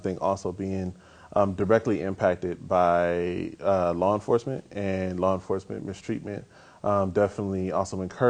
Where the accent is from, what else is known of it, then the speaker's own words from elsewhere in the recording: Inglewood, California, United States; also born or lived in Tennessee / Texas; In Inglewood and other parts of Southern California